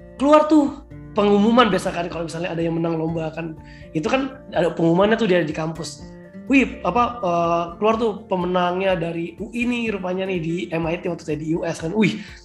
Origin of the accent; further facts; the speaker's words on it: Batam, Riau Islands, Indonesia; moved away as an adult; now in Jakarta, Indonesia; aku kan orang Batam